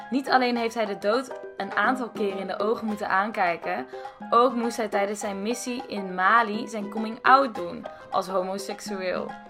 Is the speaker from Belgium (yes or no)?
no; Heiloo, North Holland, Netherlands; Opgegroeid in Heilo